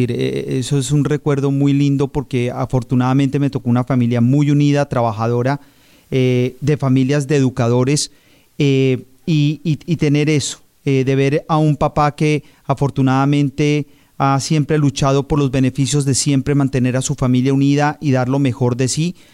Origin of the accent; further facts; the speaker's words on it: Bogotá, Colombia; now in Palm Beach County, United States; Nací en eh, Bogotá, Colombia.